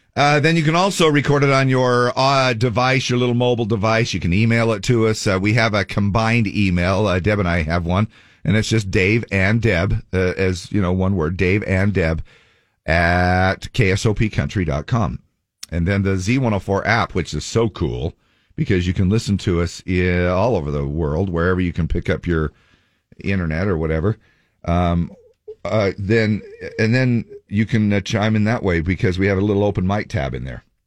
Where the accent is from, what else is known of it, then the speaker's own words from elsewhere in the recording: Cottonwood Heights, Utah, United States; moved away as an adult; also born or lived in Manti, Utah; now in Draper, United States; Cottonwood then, I guess, is, uh, uh, where I, you know, um, grew up, uh, my hometown